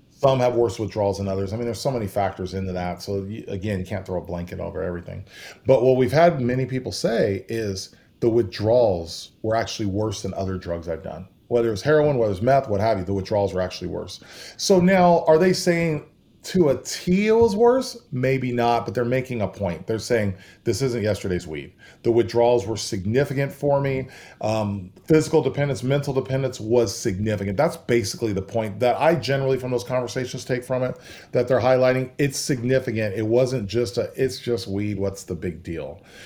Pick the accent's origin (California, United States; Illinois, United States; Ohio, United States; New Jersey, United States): California, United States; moved away as an adult; also born or lived in Idaho; now in Texas, United States; I grew up in California